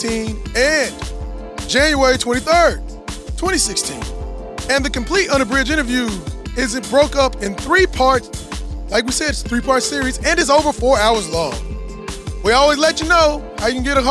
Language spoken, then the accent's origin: English; Austin, Texas, United States; I'm from Austin